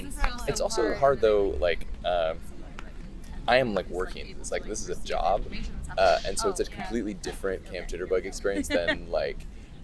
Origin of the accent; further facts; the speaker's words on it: Bellingham, Washington, United States; I'm from Bellingham.